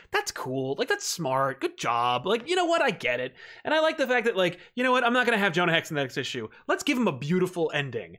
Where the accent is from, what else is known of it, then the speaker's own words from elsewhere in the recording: New Jersey, United States; I'm from Jersey